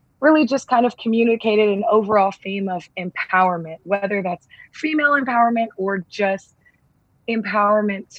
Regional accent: Southern California, United States; growing up in Southern California

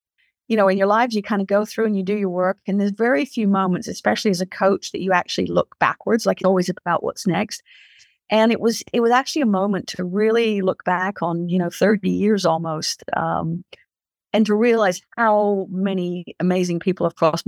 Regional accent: England, United Kingdom; my father was in the Royal Marines when I grew up in England. So I've lived that life, you know, traveling around

